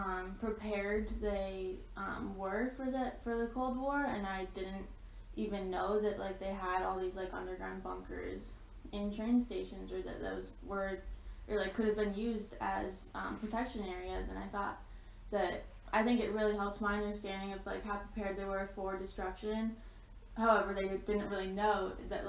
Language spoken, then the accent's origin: English; outside of Chicago, Illinois, United States; I'm from outside of Chicago